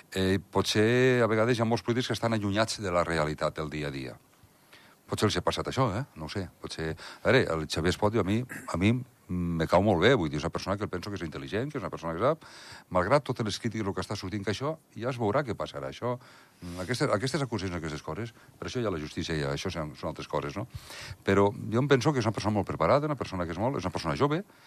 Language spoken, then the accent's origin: Catalan; Andorra; com a andorrà, i jo em considero nacionalista andorrà